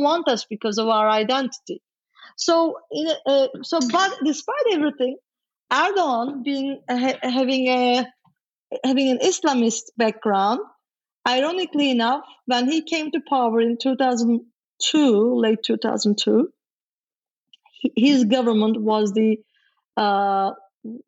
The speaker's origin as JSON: {"language": "English", "country": "Turkey", "tie": "born or raised there", "moved": "as an adult", "lives_now": "United States", "said": "I was born and raised in Turkey, I was Turkish"}